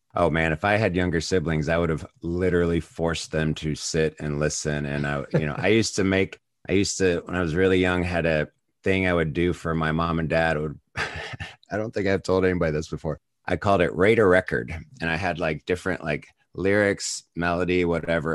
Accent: United States

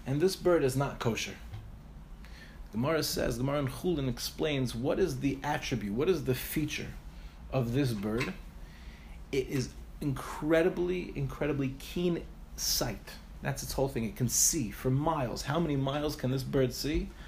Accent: Five Towns, New York, United States; moved away as an adult; also born or lived in Far Rockaway, New York; now in Ramat Beit Shemesh, Israel; I grew up in the Five Towns

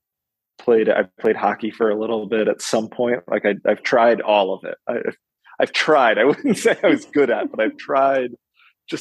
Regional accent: Connecticut, United States; now in Albany, United States; I grew up in Connecticut, about 500 yards away from a golf course

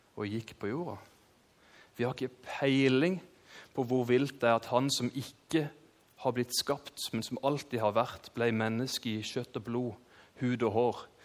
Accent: Kristiansand, Agder, Norway; født og oppvokst i Kristiansand

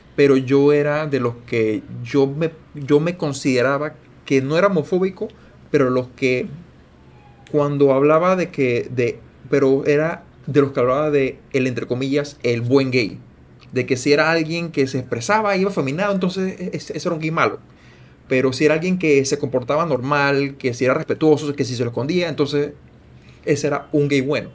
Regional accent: Panama

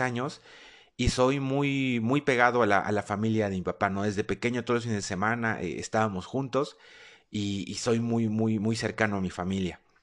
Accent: Mexico City, Mexico; moved away as an adult; also born or lived in Spain; now in Querétaro, Mexico; Soy originario de la Ciudad de México y ya desde hace año y medio vivo en la ciudad de Querétaro

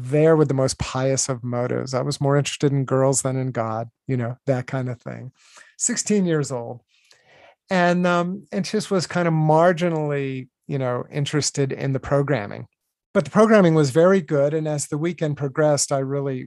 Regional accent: Virginia, United States; I grew up in Virginia

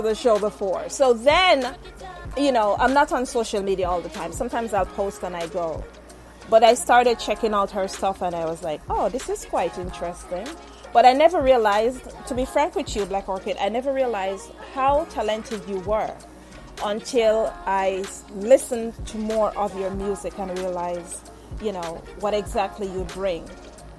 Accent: Jamaica; I'm Jamaican

